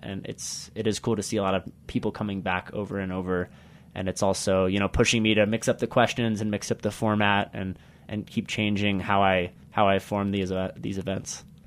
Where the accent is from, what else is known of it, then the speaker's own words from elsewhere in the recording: United States; also born or lived in Uganda; now in Carbondale, United States; my home country of America